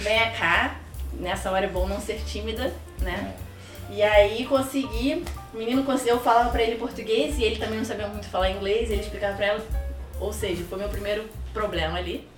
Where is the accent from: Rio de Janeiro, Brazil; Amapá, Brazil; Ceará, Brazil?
Rio de Janeiro, Brazil; accent: carioca; moved away as an adult; now in Canada; Eu sou carioca da Gema